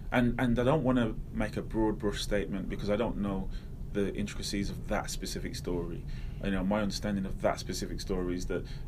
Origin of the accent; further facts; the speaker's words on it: Manchester, North West England, United Kingdom; born there; also born or lived in Derby / Wolverhampton; I was born in Manchester, sort of Withenshaw, which at the time was probably the biggest council estate in Europe. And do you know what I mean? Moved to Derby, moved to Low Hill again was a crap area.